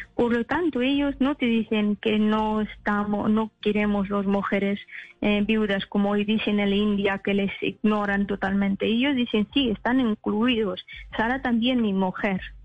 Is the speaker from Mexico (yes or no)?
no; Afghanistan; Spanish is a second language; moved away; hay muchas etnias en mi país